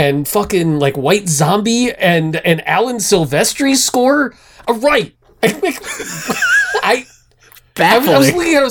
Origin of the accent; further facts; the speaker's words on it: Northeast, United States; moved away; I grew up in the Northeast